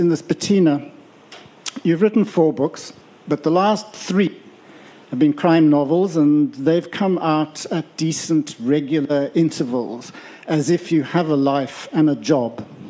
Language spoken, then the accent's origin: English; Western Cape, South Africa; I come from Cairn on the south part of the peninsula.